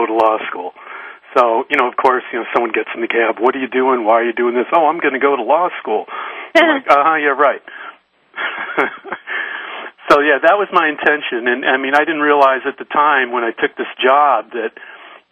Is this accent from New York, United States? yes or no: no; Detroit, Michigan, United States; moved away as an adult; now in San Francisco, United States; I grew up in Detroit